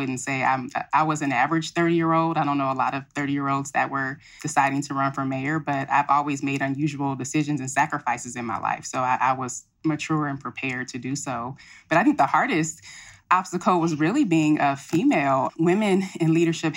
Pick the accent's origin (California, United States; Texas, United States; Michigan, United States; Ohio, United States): California, United States; Pasadena; now in Compton, United States; my mother decided to raise my brother and I in Pasadena, which is about 25 miles north of Compton